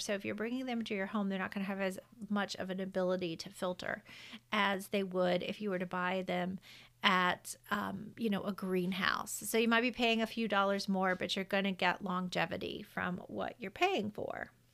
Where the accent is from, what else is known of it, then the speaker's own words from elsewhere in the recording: the South, United States; I'm from the South. I say carbon dioxide